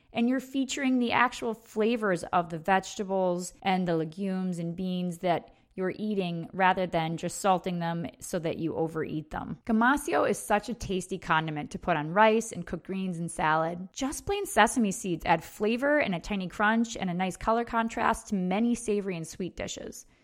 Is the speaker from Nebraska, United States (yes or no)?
no; upstate New York, United States; my hometown in her wedding dress alone on the dance floor in a bar in upstate New York.